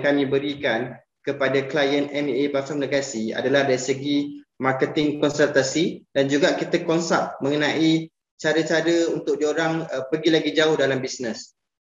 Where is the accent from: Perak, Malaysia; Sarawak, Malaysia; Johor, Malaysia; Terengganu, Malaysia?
Terengganu, Malaysia; moved away; also born or lived in Puncak Alam, Selangor; saya asal Terengganu